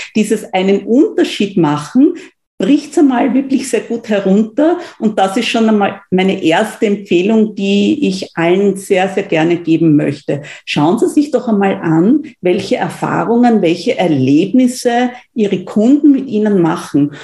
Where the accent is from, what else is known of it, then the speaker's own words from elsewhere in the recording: Austria; bei uns in Österreich